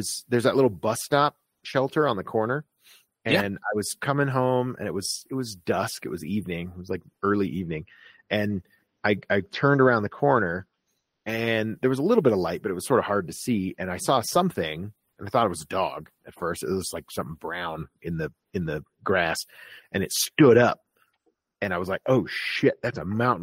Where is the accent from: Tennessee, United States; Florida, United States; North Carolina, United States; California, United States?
Florida, United States; moved away; I grew up in Florida